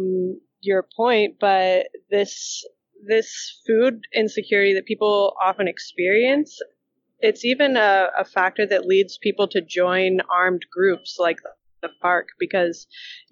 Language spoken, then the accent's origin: English; the South, United States; I grew up in the South